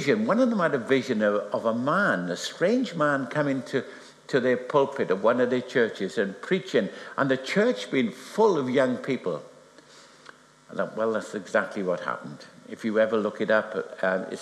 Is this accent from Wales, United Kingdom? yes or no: yes; Wales, United Kingdom; I'm Welsh.